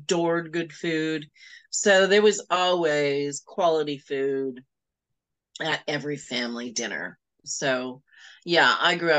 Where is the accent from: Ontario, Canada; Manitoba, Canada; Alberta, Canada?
Ontario, Canada; Toronto; I grew up in Toronto and I live in Toronto